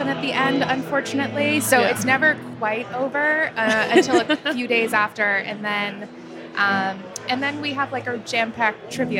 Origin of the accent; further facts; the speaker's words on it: Easton, Massachusetts, United States; also born or lived in Washington, D.C.; I grew up in Easton, so cool. In the Boston area.